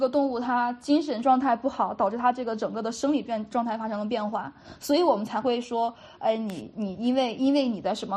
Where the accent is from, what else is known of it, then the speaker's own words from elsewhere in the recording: China; 我们本身中国的这种所，就是接触，接受的传统教育